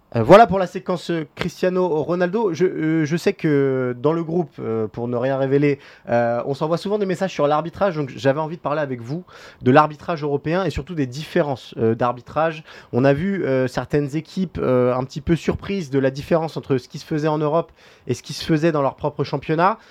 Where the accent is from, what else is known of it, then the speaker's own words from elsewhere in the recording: France; en tant que Français